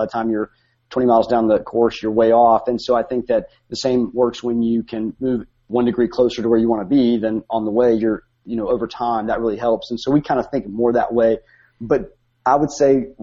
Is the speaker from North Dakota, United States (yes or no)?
no; Bluefield, West Virginia, United States; moved away as an adult; also born or lived in Steamboat Springs, Colorado; now in Rome, United States; I grew up in West Virginia